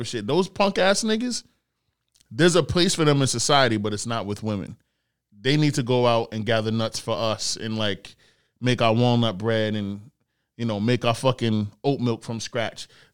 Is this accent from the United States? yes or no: no; Nigeria; I'm Nigerian